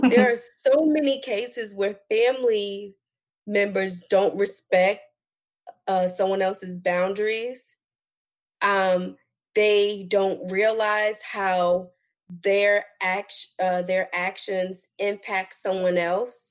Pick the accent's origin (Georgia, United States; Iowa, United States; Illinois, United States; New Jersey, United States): New Jersey, United States; moved away; I'm originally from New Jersey